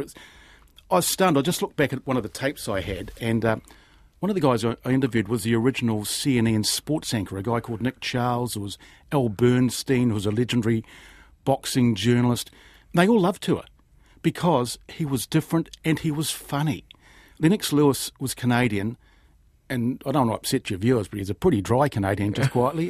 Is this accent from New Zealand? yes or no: yes; New Zealand; being a Kiwi